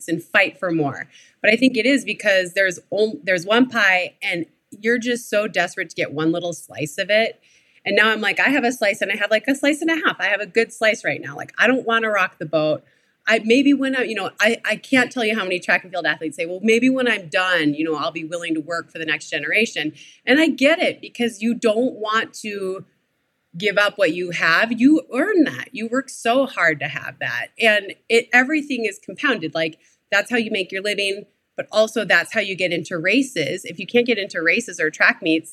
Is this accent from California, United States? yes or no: no; Minnesota, United States; I grew up in Minnesota